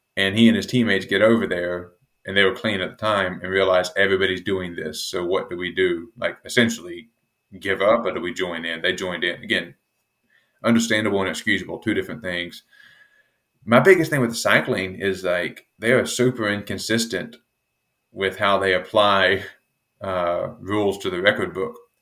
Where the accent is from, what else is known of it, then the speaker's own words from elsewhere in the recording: United States; being an American